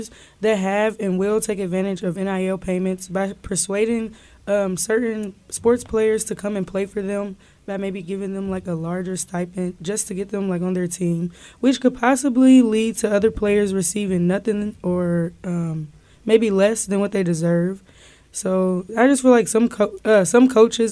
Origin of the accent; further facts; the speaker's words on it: Kansas City, United States; I'm from Kansas City